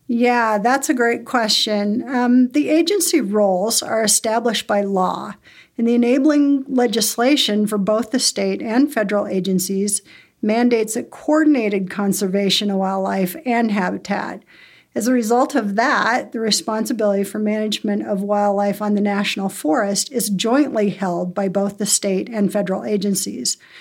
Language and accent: English; Bozeman, Montana, United States; I grew up in Bozeman